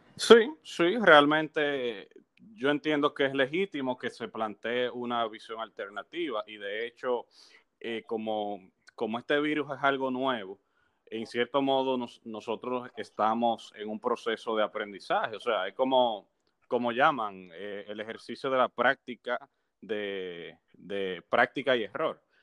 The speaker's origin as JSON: {"language": "Spanish", "country": "Dominican Republic", "said": "uno como dominicano, como ciudadano"}